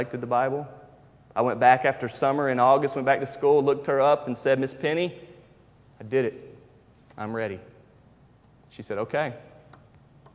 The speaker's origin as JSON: {"language": "English", "town": "Charlotte", "region": "North Carolina", "country": "United States", "tie": "born or raised there", "also_born_or_lived": "Tifton, Georgia", "moved": "as an adult", "said": "I was raised in Charlotte, North Carolina"}